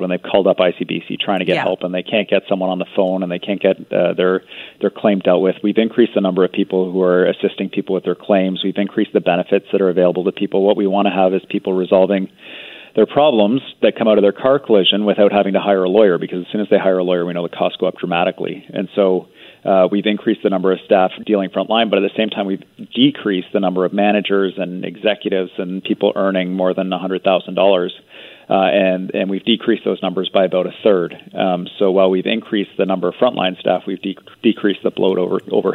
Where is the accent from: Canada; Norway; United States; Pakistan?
Canada; British Columbia; as British Columbians